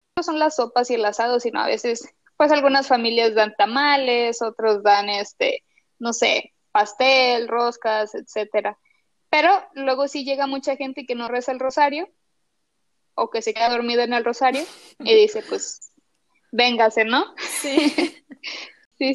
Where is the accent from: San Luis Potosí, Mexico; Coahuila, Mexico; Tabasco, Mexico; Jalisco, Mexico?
Coahuila, Mexico; Torreón; acá en Torreón, eh, para situar un poquito tus escuchas, pues es una ciudad pequeña del norte